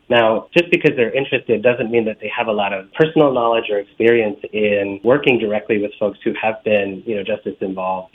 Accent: Los Angeles, California, United States; moved away as an adult; now in Chicago, United States; I'm originally from Los Angeles. I grew up in the 80s and 90s, where uh, Los Angeles has faced a tremendous amount of both community violence, gang violence, and growing up in that context

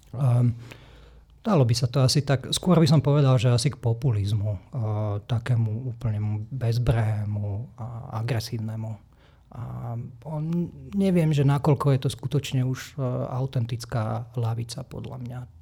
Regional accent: Slovakia; moved away as an adult; also born or lived in Olomouc, Czech Republic; now in Czech Republic

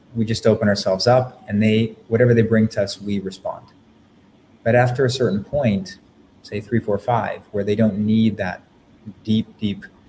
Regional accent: Canada; I'm from Canada.

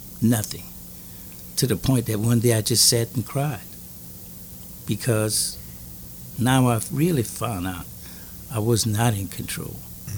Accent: Louisiana, United States; I'm from Louisiana.

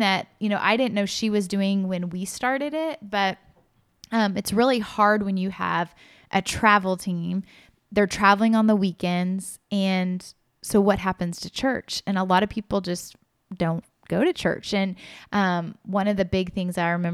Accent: Kansas City, United States; I was born in Kansas City

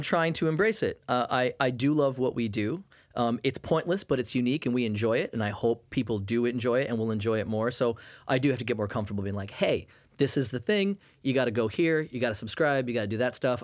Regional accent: Maine, United States; I grew up in Maine

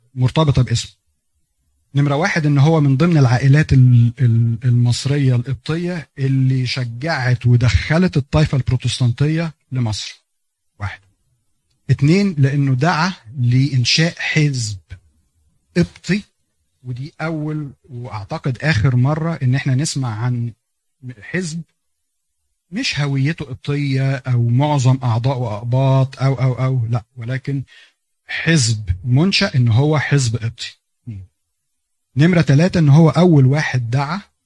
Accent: Egypt

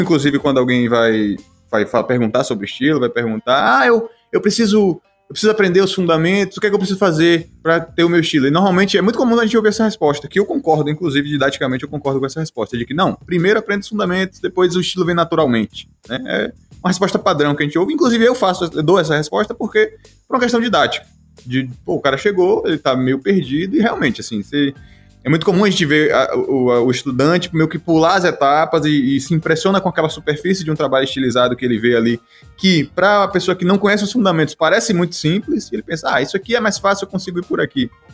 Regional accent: Nova Soure, Bahia, Brazil; also born or lived in Salvador; hoje moro aqui em uma cidadezinha no interior da Bahia, que é Nova Soura. E, na verdade, é a cidade que eu cresci, é uma cidade no sertão, velho, da Bahia

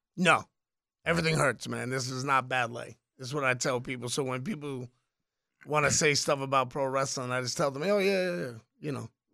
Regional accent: New York City, New York, United States; I was born in the Bronx, Irish Puerto Rican kid

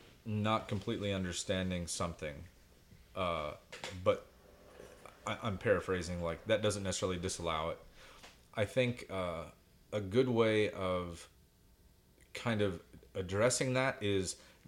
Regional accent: Greenwood, Indiana, United States; I grew up in Greenwood, Indiana.

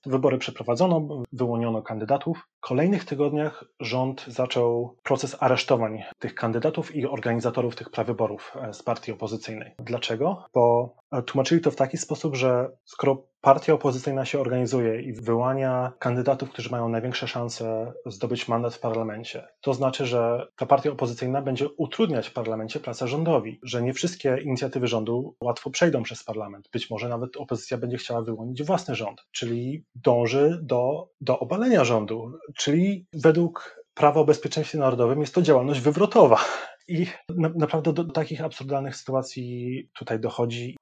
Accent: Sopot, Pomeranian Voivodeship, Poland; moved away as an adult; now in Hong Kong; nie, nie jestem już Sopocianinem

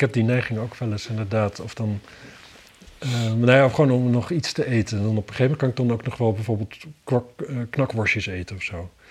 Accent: Wapserveen, Drenthe, Netherlands; bij ons in Wapserveen

